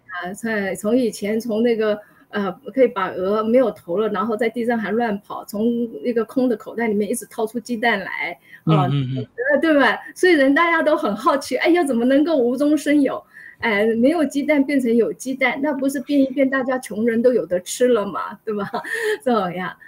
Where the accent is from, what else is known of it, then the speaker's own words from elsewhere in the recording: Taiwan; first language Chinese; moved away as an adult; also born or lived in Hsinchu / Kaohsiung; now in United States; 我是在台湾出生的，我在新竹出生，然后在台湾长大